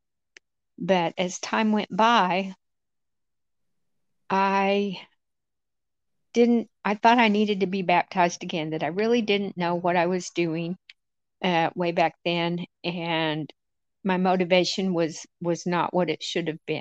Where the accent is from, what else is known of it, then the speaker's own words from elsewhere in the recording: Amarillo, Texas, United States; moved away as an adult; now in Maine, United States; I was born in Amarillo, Texas, and I've managed to migrate up to the Garden of Eden here in Maine 5 years ago.